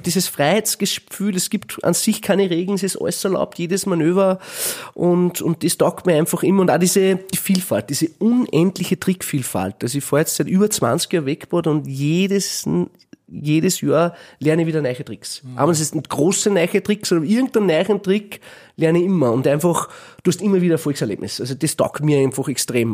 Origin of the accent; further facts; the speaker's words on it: Gramastetten, Upper Austria, Austria; ich bin ja aus Grammerstetten in einer Sackgasse